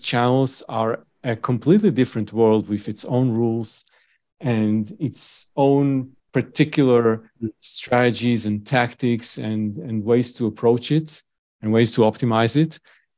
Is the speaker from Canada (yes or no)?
no; Tel Aviv, Tel Aviv District, Israel; moved away as an adult; Okay, so I grew up in Tel Aviv, Israel.